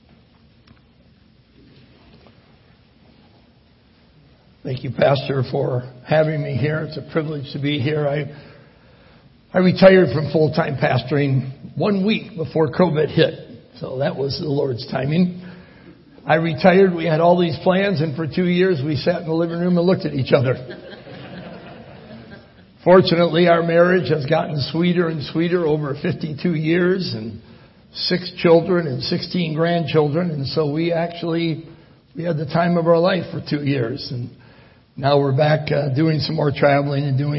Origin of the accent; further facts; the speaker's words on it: Michigan, United States; moved away; also born or lived in Italy; I'm from Michigan